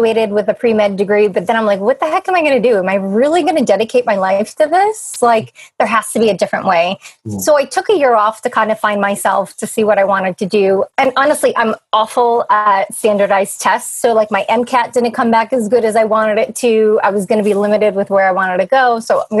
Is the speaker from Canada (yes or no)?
no; New England, United States; moved away as an adult; we're from New England